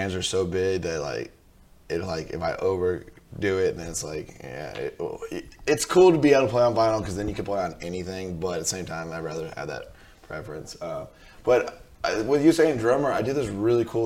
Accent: California, United States; I grew up in California

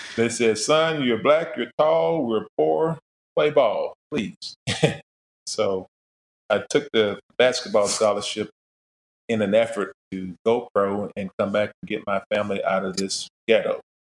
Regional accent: Daytona Beach, Florida, United States; I was uh, born and raised in Florida, Daytona Beach, in fact

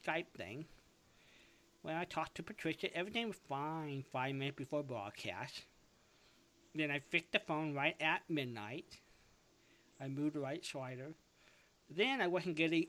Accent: Costa Mesa, California, United States; my hometown in Costa Mesa, California

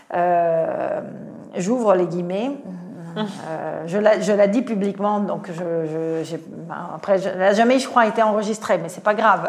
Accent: Italy; French is a second language; moved away as an adult; now in France; je suis italienne, je suis rentrée à la SNCF

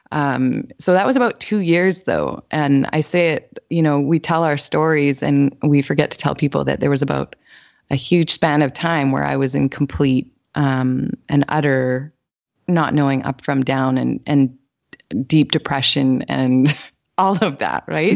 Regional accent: Winnipeg, Manitoba, Canada; moved away as an adult; now in British Columbia, Canada; I'm originally from Winnipeg, Manitoba, actually, and so I went to school there

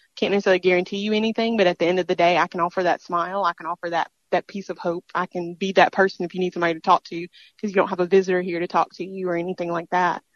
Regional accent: Mississippi, United States; this is my home state

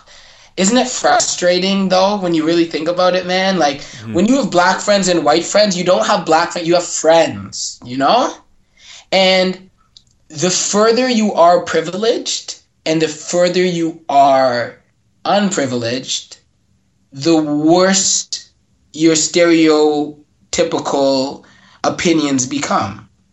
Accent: Mississauga, Ontario, Canada; I grew up in Mississauga.

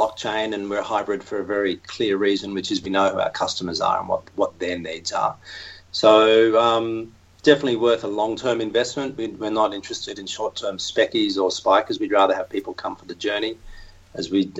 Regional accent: Australia; accent: Aussie; my Aussie accent

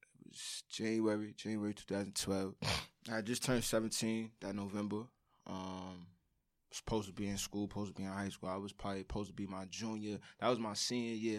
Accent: New York City, New York, United States; I'm from Brooklyn, of course

